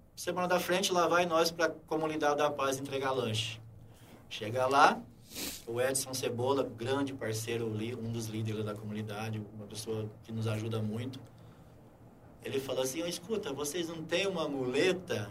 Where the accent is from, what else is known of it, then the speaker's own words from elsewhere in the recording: Serrana, São Paulo, Brazil; eu sou de Serrana, criado